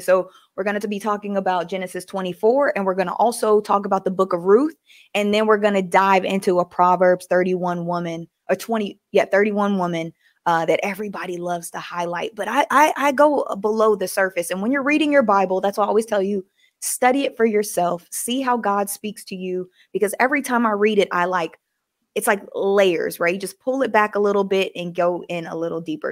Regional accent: the South, United States; I was just raised to be nice, especially growing up in the South, you speak to everybody

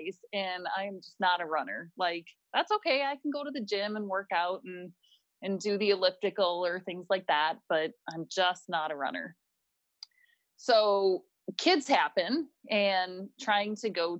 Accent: Minneapolis, Minnesota, United States; I was born and raised here in Minnesota in the Minneapolis area.

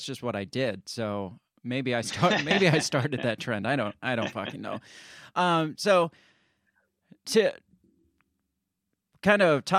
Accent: Iowa, United States; I'm from Iowa, so Iowa would come out and be like, hey, we're banning all mask mandates.

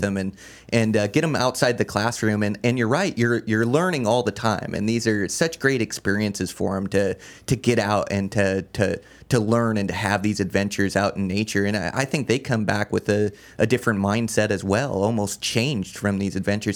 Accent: Olympia, Washington, United States; moved away as an adult; now in Montana, United States; I was born and raised in Olympia, Washington

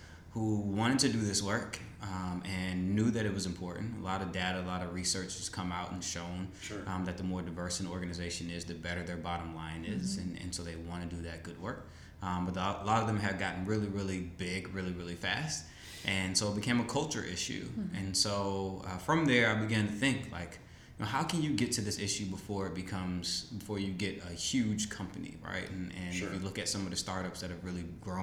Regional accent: North Carolina, United States; also born or lived in Washington, D.C.; now in Raleigh, United States; originally went up to work for my hometown congressman, Congressman G.K. Butterfield of the 1st Congressional District

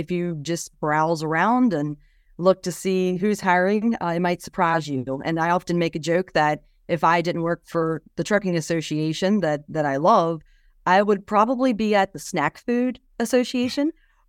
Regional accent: West Virginia, United States; So on a 250-acre beef cattle farm, provided a lot of open space. One of my most vivid memories while growing up on the farm was that for Christmas, whenever I was 15, I received a go-kart.

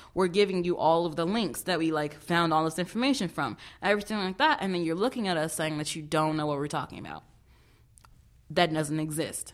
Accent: Chicago, Illinois, United States; moved away as an adult; now in Vermont, United States; I am from Chicago, no, not Chi Town or Chirac. I'm from the south side, yes, of Chicago

